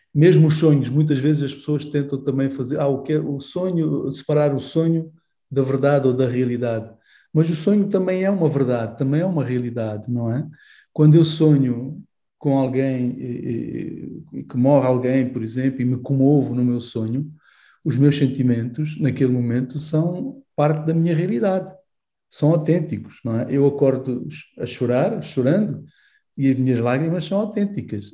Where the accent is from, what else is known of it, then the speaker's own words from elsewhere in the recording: Angola; eu cresci eh, em Angola